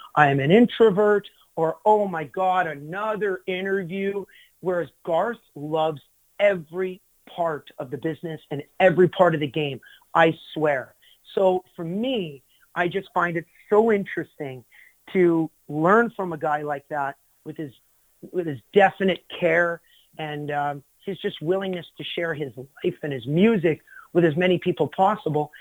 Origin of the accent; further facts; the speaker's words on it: Glendon, Alberta, Canada; in my hometown